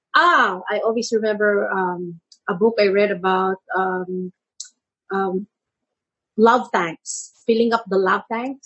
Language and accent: English; San Juan, Metro Manila, Philippines; I grew up in Manila San Juan, it's called